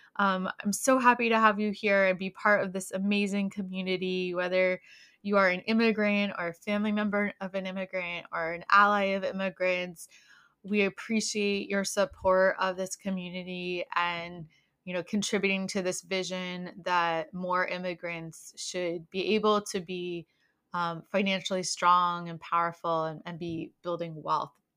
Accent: Maryland, United States; now in Virginia, United States; I'm actually originally from Maryland, and my family lives there.

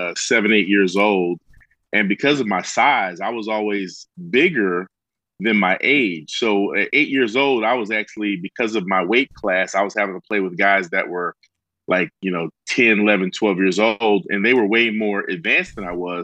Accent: New Jersey, United States; moved away as an adult; I was from New Jersey

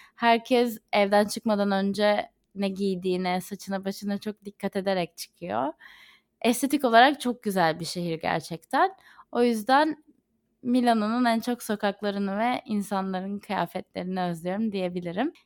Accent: Izmir, Turkey; moved away as an adult; now in London, United Kingdom; İzmir'in havasını ve ailemi çok özlüyorum.

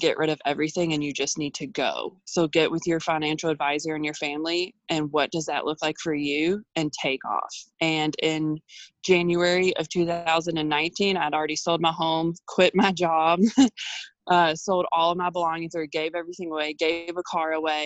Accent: Louisville, Kentucky, United States; moved away as an adult; I'm originally from Louisville, Kentucky.

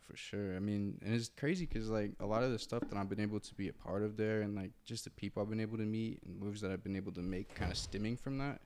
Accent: Muncie, Indiana, United States; moved away as an adult; now in Los Angeles, United States; I'm from Muncie, Indiana

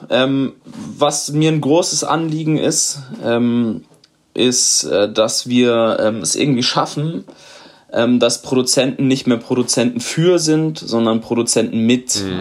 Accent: Karlsruhe, Baden-Württemberg, Germany; Also ihr könnt es euch denken, ich komme aus Karlsruhe.

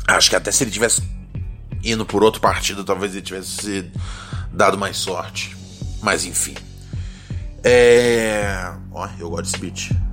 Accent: Rio de Janeiro, Brazil; Morro do Adeus ali no Complexo do Alemão

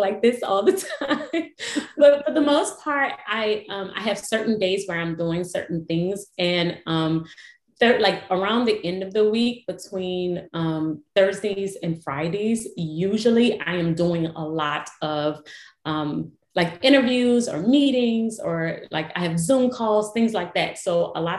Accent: New Orleans, Louisiana, United States; I was born and raised in New Orleans

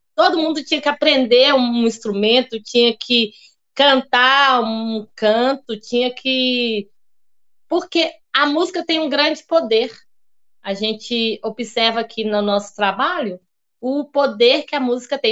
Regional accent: Diamantina, Minas Gerais, Brazil; accent: mineiro; also born or lived in Lugano, Switzerland; now in Rio Claro, Brazil; Foi lá que eu nasci, em Diamantina, Minas Gerais.

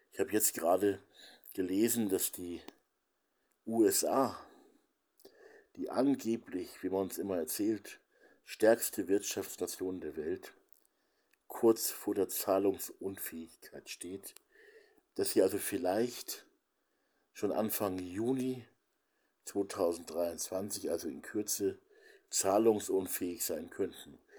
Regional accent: Hamburg, Germany; born there; die Bomben auf meine Geburtsstadt Hamburg

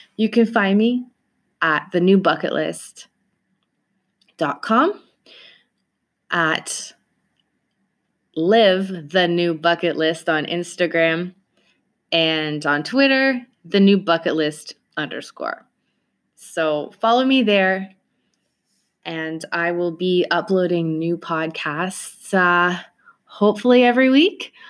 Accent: Toronto, Ontario, Canada; I am from Toronto, Canada

